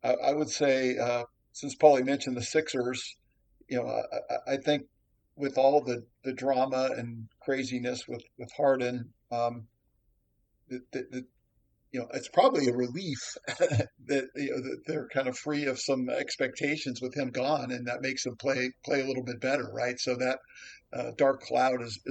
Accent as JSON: {"language": "English", "town": "Dayton", "region": "Ohio", "country": "United States", "moved": "yes", "said": "I'm from Dayton originally, so I, followed the Dayton Flyers"}